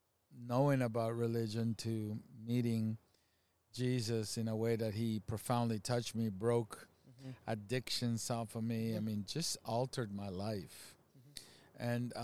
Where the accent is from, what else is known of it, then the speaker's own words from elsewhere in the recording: Venezuela; also born or lived in Canada; now in United States; Myself and my family, we're originally from Venezuela, and we've been American citizens, lived here for a long time, went to school here, lived in Canada for 8 years, so I'm a U.S. citizen now for several years now